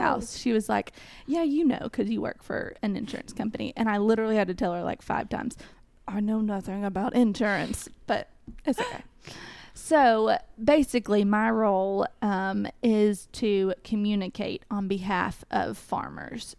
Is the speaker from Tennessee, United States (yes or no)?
yes; Cookeville, Tennessee, United States; also born or lived in Knoxville, Tennessee; I am originally from Cookville, Tennessee